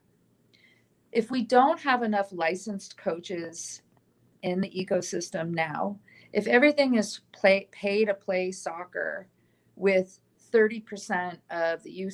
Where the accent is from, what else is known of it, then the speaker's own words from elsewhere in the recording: San Diego, California, United States; now in Tucson, United States; a friend of mine, actually, that I grew up with in San Diego